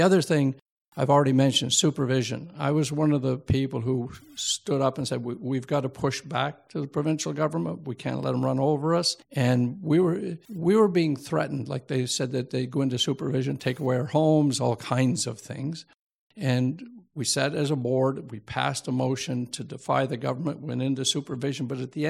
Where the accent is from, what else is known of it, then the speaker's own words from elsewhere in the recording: New Brunswick, Canada; now in Hamilton, Canada; I came from New Brunswick and I didn't get the education I should have.